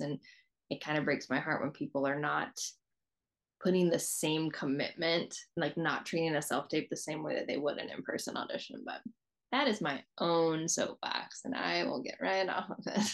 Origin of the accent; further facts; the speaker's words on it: Southeast, United States; I grew up in the Southeast